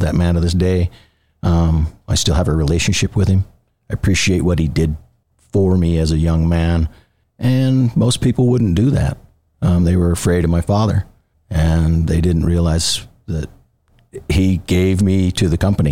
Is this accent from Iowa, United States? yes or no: no; Brigham City, Utah, United States; I was born in Brigham City, Utah. I'm a son of a construction family. I was raised in a underground utility company